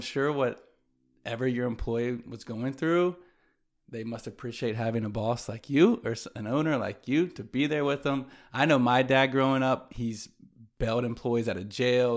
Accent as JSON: {"language": "English", "town": "Greenville", "region": "South Carolina", "country": "United States", "tie": "born or raised there", "also_born_or_lived": "New York / Atlanta", "said": "growing up in Greenville, I had my community of still my best friends to this day"}